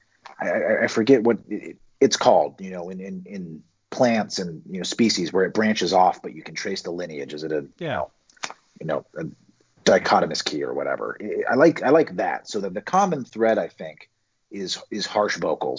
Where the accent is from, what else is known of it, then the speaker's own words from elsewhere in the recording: Cincinnati, Ohio, United States; moved away; I'm from Cincinnati originally